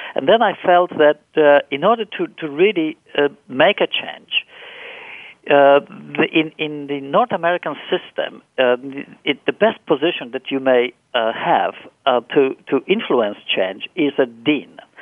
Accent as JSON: {"language": "English", "country": "Poland", "tie": "born or raised there", "moved": "yes", "said": "I was born and raised in Poland"}